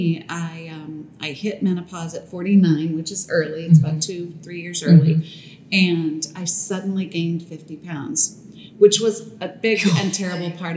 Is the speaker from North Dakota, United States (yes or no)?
no; New York, United States; being a New Yorker